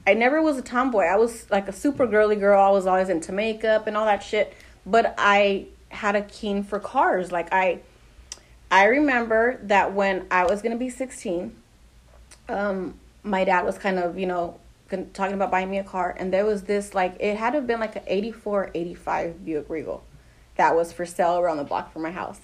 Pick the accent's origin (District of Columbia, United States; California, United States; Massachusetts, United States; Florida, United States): California, United States; Pasadena; Born and raised in Pasadena, so I'm from Pasadena.